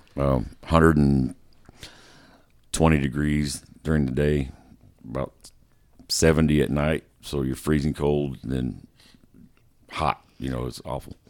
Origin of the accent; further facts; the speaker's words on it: Terre Haute, Indiana, United States; I was born in Terre Haute, Indiana